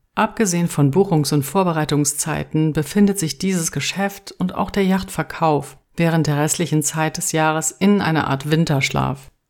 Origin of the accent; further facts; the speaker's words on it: Taunus near Frankfurt am Main, Hesse, Germany; moved away as an adult; also born or lived in Mallorca, Spain; Zurück in meiner Heimat hier im Taunus bei Frankfurt am Main